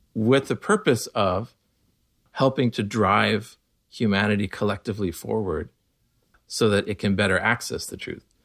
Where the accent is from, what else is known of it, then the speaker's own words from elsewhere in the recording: Connell, Washington, United States; also born or lived in Walla Walla, Washington; I was born in Walla Walla, Washington, we were the only Baha'is in, in our little town, uh, north of Walla Walla. Uh, Walla Walla is small enough. I grew up in Connell